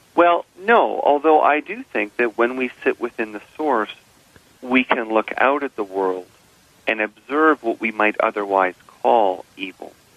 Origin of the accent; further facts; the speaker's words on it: Canada; I'm a Canadian